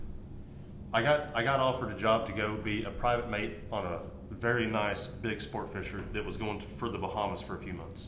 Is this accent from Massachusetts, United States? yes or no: no; Port Mansfield, Texas, United States; now in Frisco, United States; I'm a valley kid, man. I grew up in the Valley of Texas. That's where I call hometown